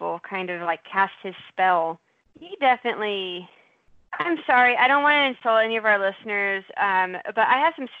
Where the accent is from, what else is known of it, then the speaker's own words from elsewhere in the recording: near Houston, Texas, United States; the small town where I grew up near Houston